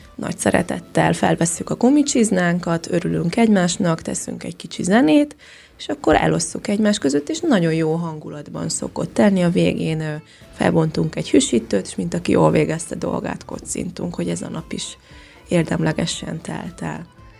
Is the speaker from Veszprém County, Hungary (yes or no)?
no; Lébény, Győr-Moson-Sopron, Hungary; moved away as an adult; also born or lived in Tusnádfürdő, Romania; now in Székelyhíd, Romania; Magyarországon születtem, de én már négy éve itt élek Romániában. Gyamoson Sopron megyéből származom, ez Északnyugat Magyarország, Kisalföld régiója, Lébényből